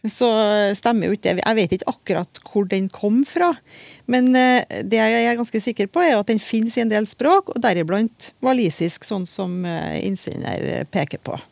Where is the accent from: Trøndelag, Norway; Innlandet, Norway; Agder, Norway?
Trøndelag, Norway; Jeg er jo trønder